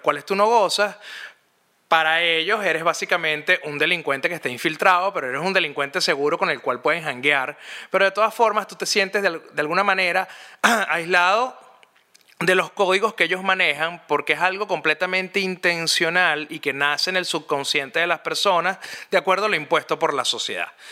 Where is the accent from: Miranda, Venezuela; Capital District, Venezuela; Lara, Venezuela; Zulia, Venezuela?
Capital District, Venezuela; Caracas; cuando yo crecí, yo soy de Montalbán. Para los que no saben, Montalbán es una urbanización clase media alta que queda al oeste de la ciudad de Caracas, en Venezuela